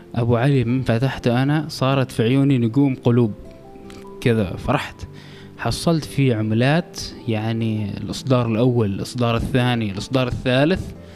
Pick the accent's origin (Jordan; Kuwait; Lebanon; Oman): Oman; كوني عماني